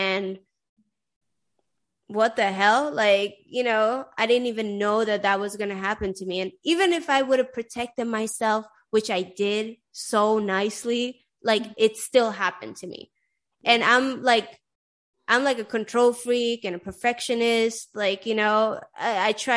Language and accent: English; Sweden; moved away; also born or lived in Iran; I grew up in Sweden and I'm Iranian